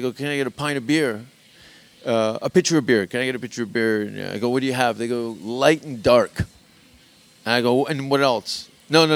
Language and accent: English; Hamilton, Ontario, Canada; now in Los Angeles, United States; I'm from Hamilton.